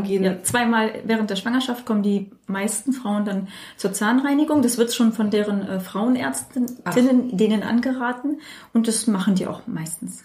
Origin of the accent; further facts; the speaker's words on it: Germany; ich bin hier in Deutschland aufgewachsen, geboren und fühle mich auch sehr deutsch